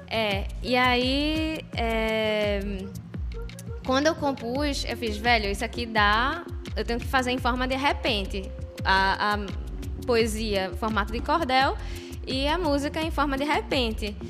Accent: Recife, Pernambuco, Brazil; moved away as an adult; now in Italy; Sou de Recife

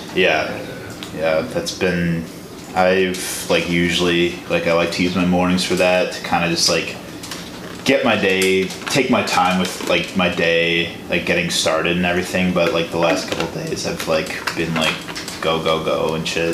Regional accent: Tinley Park, Illinois, United States; I'm from Illinois

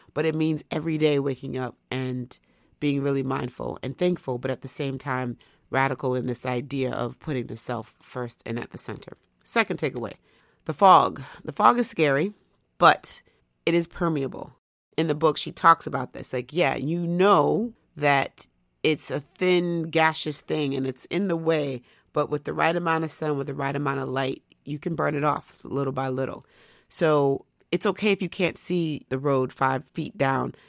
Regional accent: United States; as an American

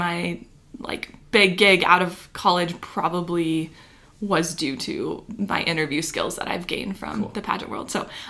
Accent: Chattern, South Dakota, United States; Maybe still in Chattern.

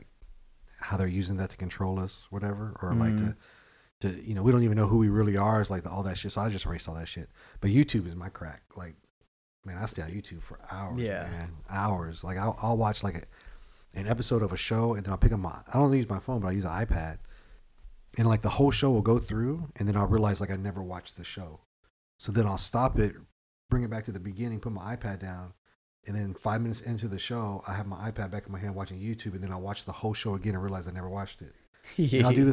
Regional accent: Killeen, Texas, United States; we're from Killeen

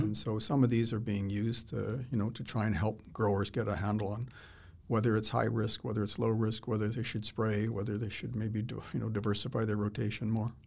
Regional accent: Manitoba, Canada; now in Saskatchewan, Canada; When I was a kid growing up in Manitoba

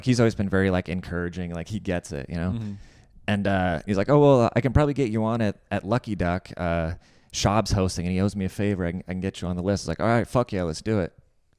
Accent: an hour north of Seattle, Washington, United States; also born or lived in Germany; I was born like outside of Seattle, but then I moved to Germany when I was a kid. And then I came back and I grew up like an hour north of Seattle.

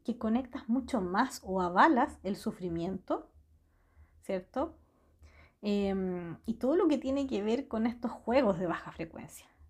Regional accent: Santiago, Santiago Metropolitan Region, Chile; Soy de Chile, nací en Santiago y he vivido toda mi vida acá.

